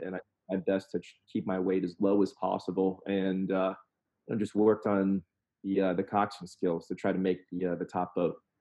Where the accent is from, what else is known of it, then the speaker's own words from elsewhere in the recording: Southern Indiana, United States; I grew up in Southern Indiana